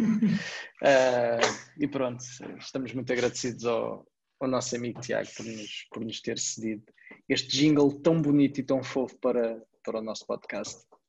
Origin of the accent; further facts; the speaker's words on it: Portugal; nós somos portugueses